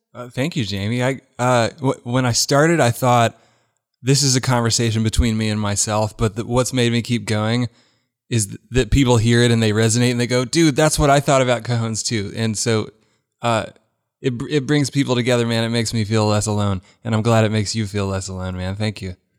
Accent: Birmingham, Alabama, United States; moved away as an adult; now in Nashville, United States; I grew up in Birmingham. U A B was footsteps from my house

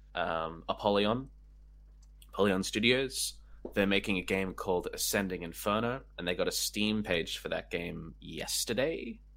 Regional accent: Canberra, Australian Capital Territory, Australia; I'm from Canberra originally

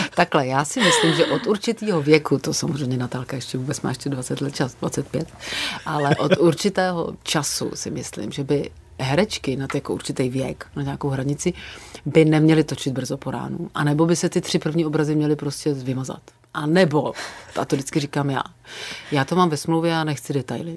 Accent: Sokolov, Karlovy Vary Region, Czechia; moved away; also born or lived in Prague / village near Prague; já mám dětství jako šílený nářezy od kluků, který bydleli u nás jako v Sokolově

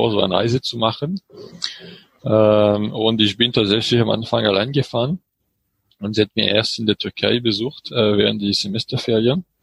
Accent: French Alps, France; von meinem Heimatdorf in den französischen

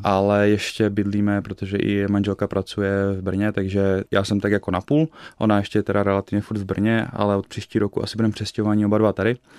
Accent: Slovakia; also born or lived in Canada; now in Olomouc, Czech Republic; pocházím ze Slovenska

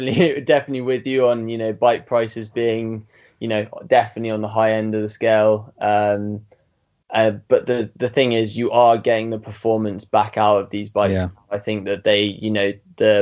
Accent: Surrey Hills, South East England, United Kingdom; I grew up in the Surrey Hills in the southeast of England

